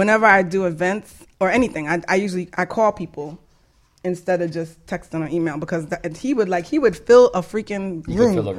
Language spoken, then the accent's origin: English; New York City, New York, United States; moved away; we're from the Bronx